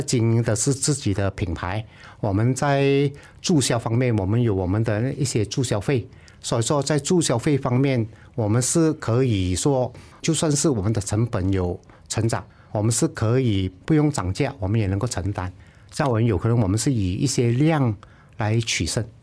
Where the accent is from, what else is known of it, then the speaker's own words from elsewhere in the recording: Malaysia; 我们是英国的殖民地